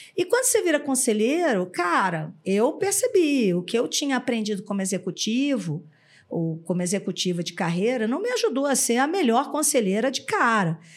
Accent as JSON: {"language": "Portuguese", "region": "Rio de Janeiro", "country": "Brazil", "moved": "yes", "lives_now": "São Paulo, Brazil", "said": "sou carioca"}